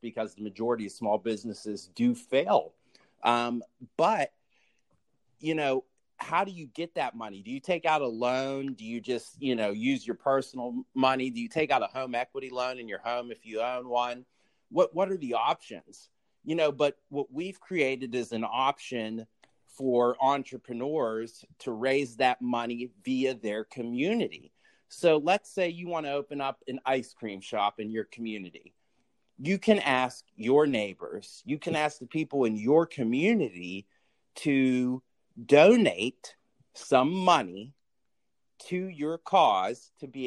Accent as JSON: {"language": "English", "town": "Pittsburgh", "region": "Pennsylvania", "country": "United States", "tie": "born or raised there", "said": "I am originally from Pittsburgh, Pennsylvania, born and raised Steelers fans"}